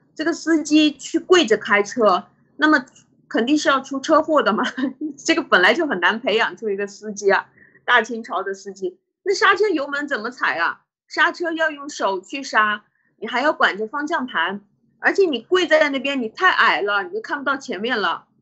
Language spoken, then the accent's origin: Chinese; China; 我们中国人